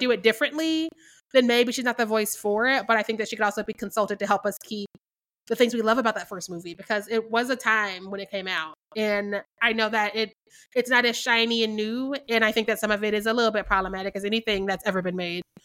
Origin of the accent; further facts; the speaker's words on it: Missouri, United States; I'm from Missouri